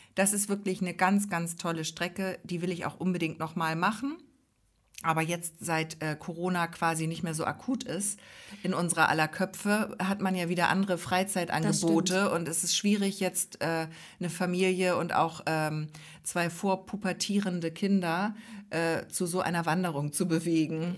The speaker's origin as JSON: {"language": "German", "region": "Hamburg", "country": "Germany", "moved": "yes", "lives_now": "Ostholstein, Germany", "said": "ich bin ja nun aus Hamburg, und ähm, kam dann hier nach Ostholstein"}